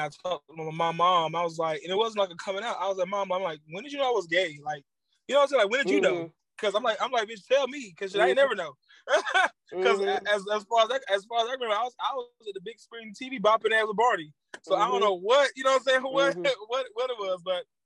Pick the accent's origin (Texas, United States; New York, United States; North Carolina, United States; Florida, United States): Florida, United States; Jacksonville; moved away; I am from Jacksonville, Florida